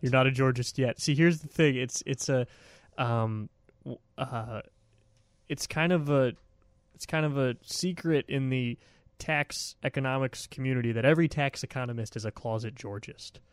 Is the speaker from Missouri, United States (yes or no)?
no; Milwaukee, Wisconsin, United States; now in Washington, D.C. area, United States; I'm from Wisconsin, in Milwaukee